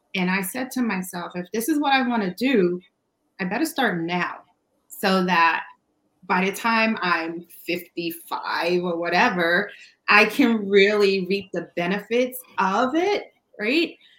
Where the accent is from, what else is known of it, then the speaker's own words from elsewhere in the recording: New York City, New York, United States; moved away; I'm originally from Brooklyn